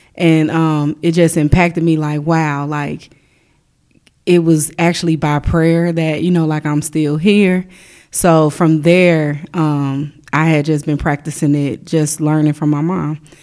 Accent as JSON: {"language": "English", "town": "Chicago", "region": "Illinois", "country": "United States", "tie": "born or raised there", "said": "I grew up in Chicago"}